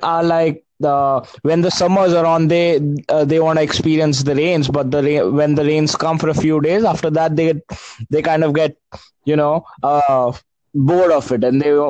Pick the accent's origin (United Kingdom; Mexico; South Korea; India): India; I'm from India.